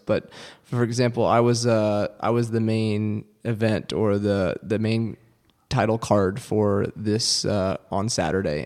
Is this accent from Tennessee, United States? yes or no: no; Houston, Texas, United States; growing up in Texas, it was cool to have, you know, to play football